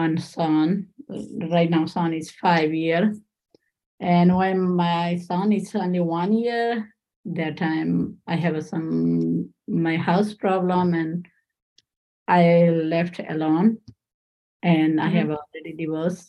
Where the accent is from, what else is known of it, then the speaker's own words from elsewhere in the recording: Nepal; English is a second language; moved away as an adult; now in Central New York, United States; I'm from Nepal.